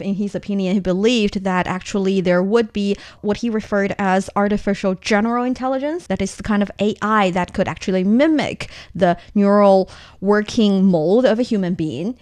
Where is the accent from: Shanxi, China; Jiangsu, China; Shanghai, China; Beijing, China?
Shanxi, China; my hometown